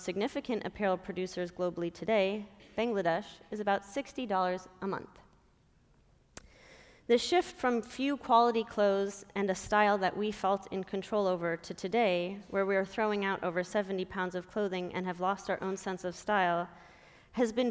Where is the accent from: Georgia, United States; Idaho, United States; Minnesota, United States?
Minnesota, United States; I grew up in Minnesota